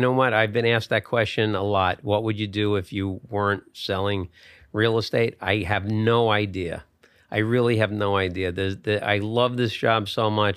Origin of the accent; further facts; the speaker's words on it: Bergen County, New Jersey, United States; I grew up in Bergen County, New Jersey